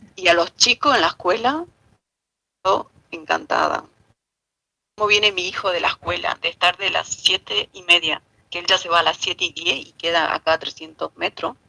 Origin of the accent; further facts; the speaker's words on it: small town in Misiones, Argentina; moved away as an adult; also born or lived in Oberá, Argentina / Buenos Aires, Argentina; now in Marbella, Spain; del pueblito de donde nací y crecí hasta los 22 años